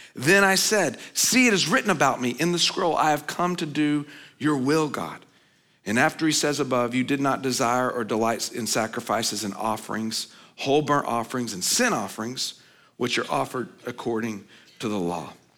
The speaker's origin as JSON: {"language": "English", "region": "Oklahoma", "country": "United States", "tie": "born or raised there", "said": "I grew up in Oklahoma"}